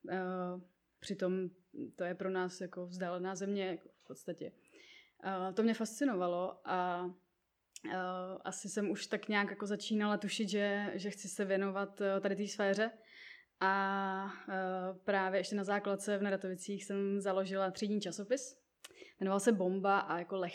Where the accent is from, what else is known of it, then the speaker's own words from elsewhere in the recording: Libiš, Central Bohemian Region, Czechia; vzniklo u nás v Libiši, ve vesnici, odkud pocházím, v v nějakém fotbalovém prostředí